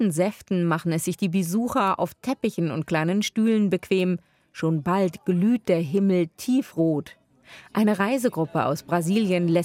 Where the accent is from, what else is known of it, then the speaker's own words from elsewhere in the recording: Rimini, Emilia-Romagna, Italy; German is a second language; Italien {S1} essen wir sie immer zu Weihnachten, jedenfalls in meiner Heimatstadt Rimini.